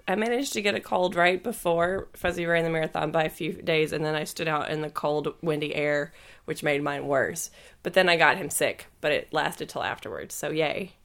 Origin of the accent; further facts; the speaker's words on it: the South, United States; moved away; I'm from the South